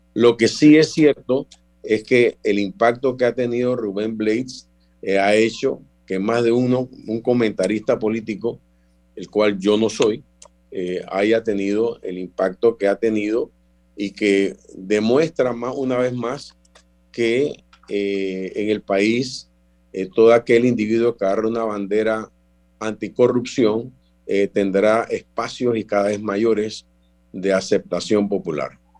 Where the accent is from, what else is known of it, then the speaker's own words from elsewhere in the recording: Panama; somos panameños